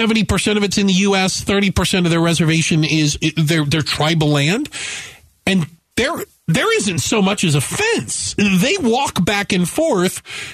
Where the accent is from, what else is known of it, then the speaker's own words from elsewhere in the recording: Tucson, Arizona, United States; Growing up in Tucson